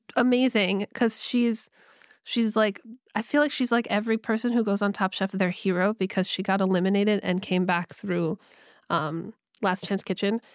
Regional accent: California, United States; I grew up in California

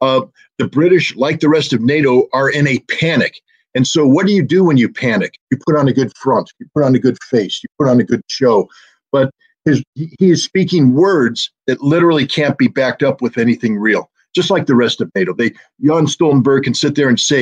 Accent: United States; as an American

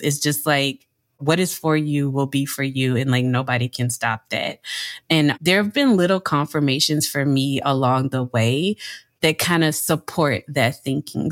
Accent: Louisiana, United States; moved away as an adult; also born or lived in New York; I am from Louisiana, born and raised

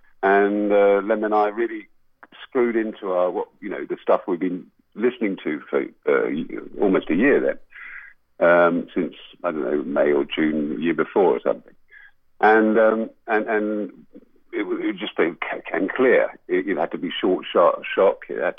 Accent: England, United Kingdom; we are English, we are British, all this stuff.

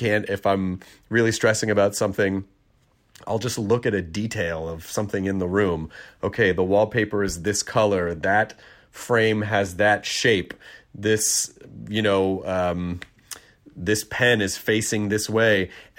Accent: Tennessee, United States; born or raised there; also born or lived in Kentucky

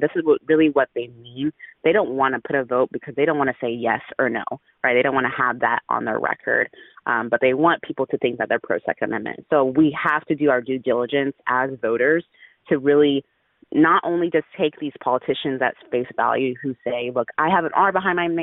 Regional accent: Dallas, Texas, United States; also born or lived in Houston, Texas; I'm a Texan. I'm from Houston, grew up in Dallas, native Texan here.

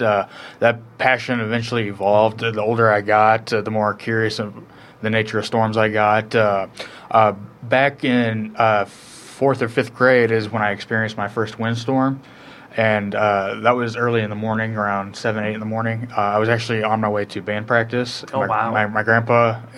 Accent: Galesburg, Illinois, United States; I'm from the Galesburg, Illinois area.

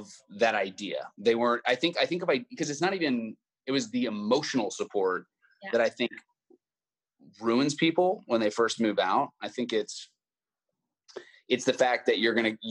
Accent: Austin, Texas, United States; I got to participate in some movies growing up in Austin

